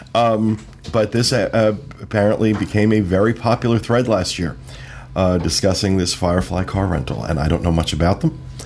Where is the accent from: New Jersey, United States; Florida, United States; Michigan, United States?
New Jersey, United States; Jersey Shore; I grew up on the Jersey Shore